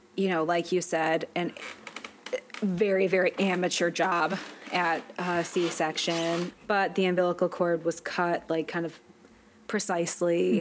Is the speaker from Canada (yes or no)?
no; Midwest, United States; accent: Midwestern; my T glottalization Midwestern ass voice